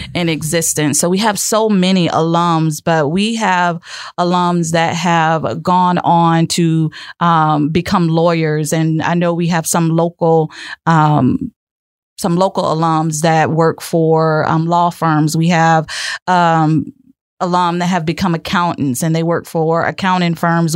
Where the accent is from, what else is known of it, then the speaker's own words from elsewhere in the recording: Lake Wales, Florida, United States; born and raised right here in Lake Wales